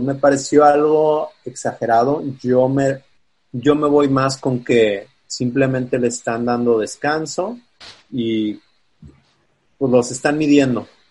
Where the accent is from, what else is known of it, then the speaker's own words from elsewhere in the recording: Guadalajara, Jalisco, Mexico; moved away as an adult; now in Chicago, United States; Soy de Guadalajara.